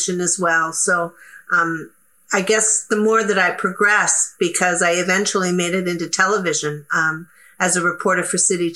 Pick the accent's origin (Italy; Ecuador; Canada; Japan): Canada; I'm very proud to be Canadian